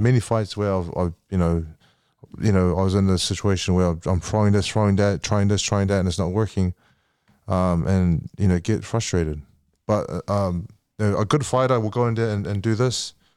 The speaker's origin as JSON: {"language": "English", "country": "New Zealand", "said": "I'm from New Zealand and I'm Samoan, New Zealander"}